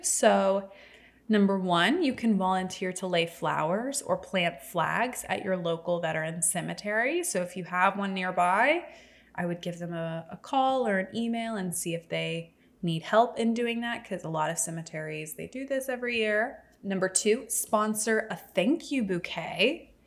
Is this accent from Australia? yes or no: no; the South, United States; Growing up in the South